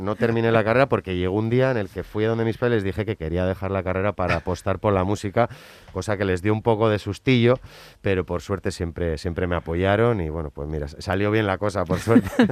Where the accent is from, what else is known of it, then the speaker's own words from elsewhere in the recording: San Sebastián, Basque Country, Spain; soy Donostierra